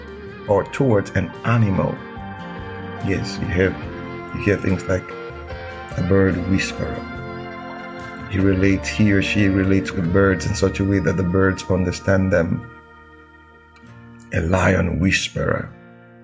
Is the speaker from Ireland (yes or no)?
no; Nigeria; I'm a Nigerian